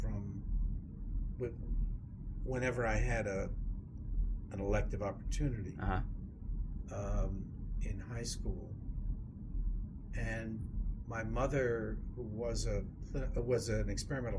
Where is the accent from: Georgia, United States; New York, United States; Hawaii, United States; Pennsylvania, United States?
New York, United States; New York City; moved away as an adult; also born or lived in Queens / Great Neck, Long Island / Cambridge, Massachusetts; now in Pasadena, United States; I was brought up in New York.